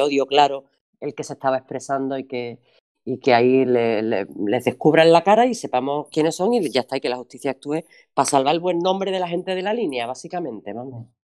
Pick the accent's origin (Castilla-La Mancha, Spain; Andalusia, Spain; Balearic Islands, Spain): Andalusia, Spain